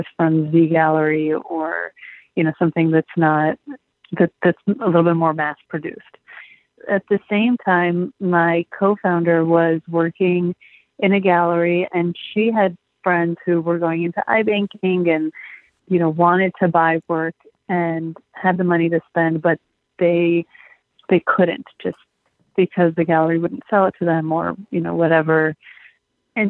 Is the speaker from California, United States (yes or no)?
yes; Los Angeles, California, United States; moved away as an adult; also born or lived in Michigan; I'm from Los Angeles, born and raised